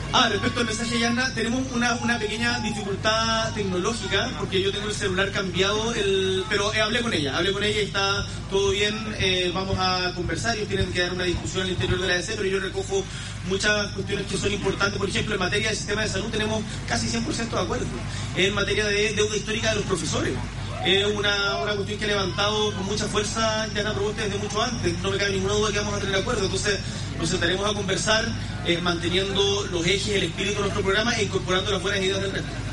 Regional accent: Magallanes and Chilean Antarctica, Chile; Yo soy una persona de región, nacido y criado en Magallanes

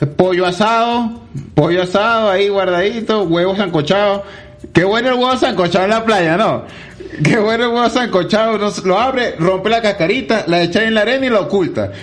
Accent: Venezuela; now in Medellín, Colombia

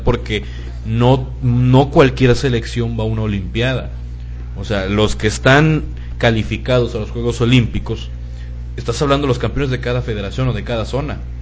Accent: Mexico; somos los mexicanos

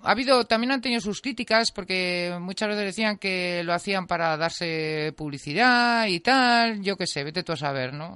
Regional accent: Teruel, Aragon, Spain; yo vivía en un chalet y, y, mm, que estaba además bastante, no estaba en el mismo, yo soy de Teruel

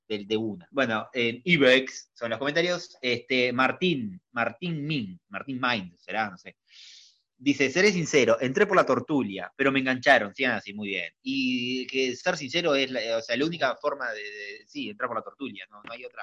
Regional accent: Uruguay; Soy reconocido en mi país

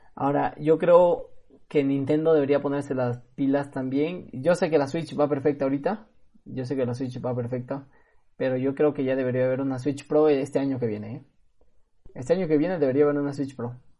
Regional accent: Peru; aquí de Perú

